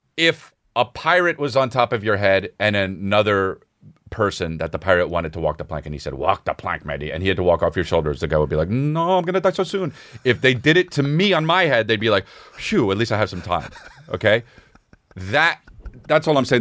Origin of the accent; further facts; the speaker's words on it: La Cañada Flintridge, California, United States; I came from La Cunada